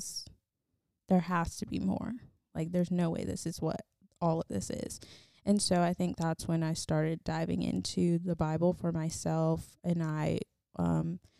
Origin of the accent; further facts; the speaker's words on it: Charlotte, North Carolina, United States; moved away as an adult; also born or lived in Roxboro, North Carolina; now in Raleigh, United States; I grew up in Charlotte, and that is where I lived until I moved here, back to Raleigh last year